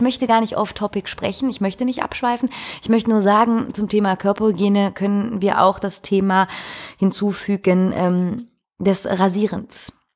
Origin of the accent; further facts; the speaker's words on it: Belgium; bei uns in Belgien